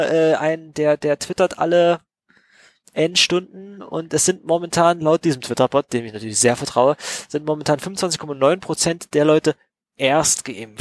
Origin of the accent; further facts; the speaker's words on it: East Germany, Germany; als Kinder in Ostdeutschland